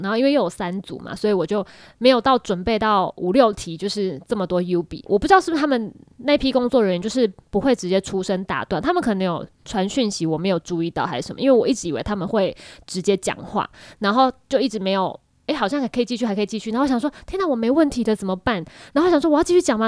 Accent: Taiwan; 我是来自台湾

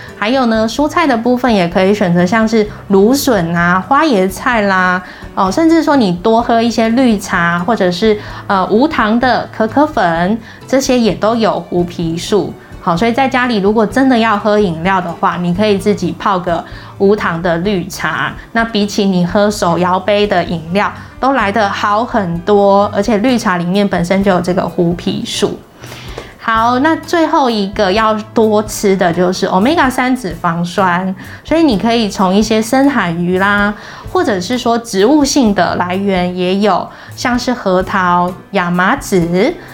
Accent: Taiwan; 我们台湾人的烹调习惯还是以熟食为主

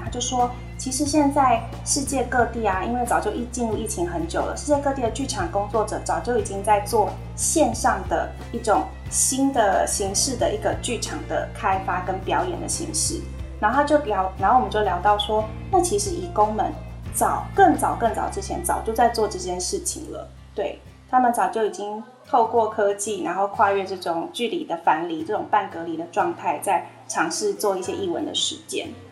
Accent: Taiwan; 我们台湾人

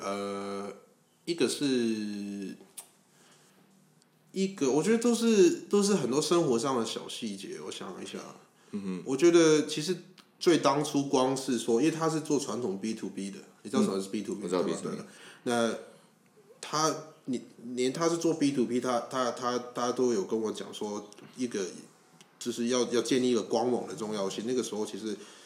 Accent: Hong Kong; 我不会跟他说我是香港人啊，我会跟他讲就是就是反正我是华侨之类的。

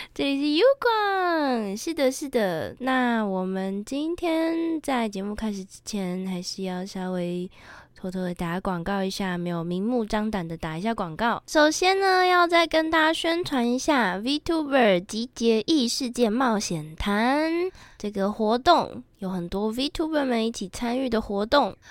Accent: Japan; 作为一个日本人

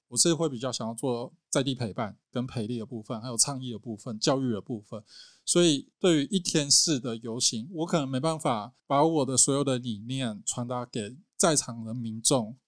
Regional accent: Nantou County, Taiwan; 比如说像我们南投

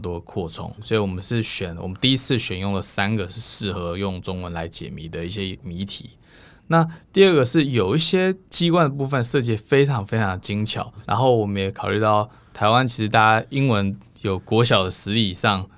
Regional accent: United States; moved away as an adult; now in Taiwan; 因为我算是美国出身

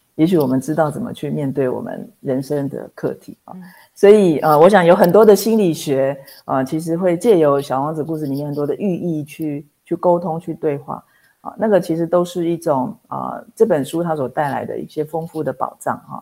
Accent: Taipei, Taiwan; 我是台北人

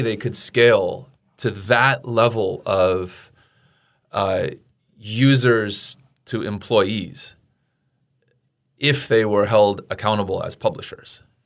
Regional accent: United States; as an American

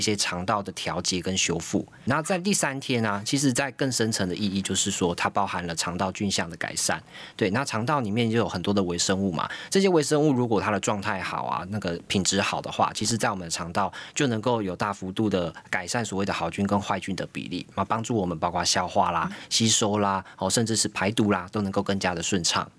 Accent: Taiwan; 我们台湾人非常厉害

